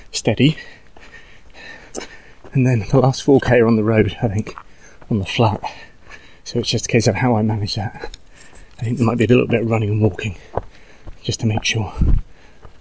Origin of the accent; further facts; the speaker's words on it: Bristol, South West England, United Kingdom; Bristol in the UK